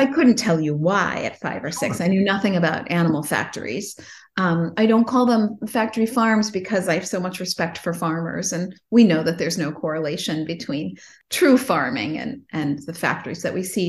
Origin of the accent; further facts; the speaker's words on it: Chicago, Illinois, United States; also born or lived in Los Angeles; I grew up in Chicago